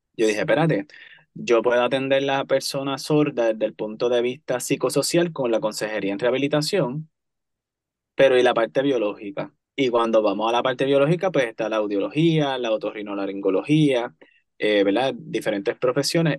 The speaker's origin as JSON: {"language": "Spanish", "town": "Cayey", "country": "Puerto Rico", "tie": "born or raised there", "said": "soy, antes que todo, callellano. callellano. Crecí en Calle, eh, estudié en Calle y sirvo en el pueblo de Calle principalmente."}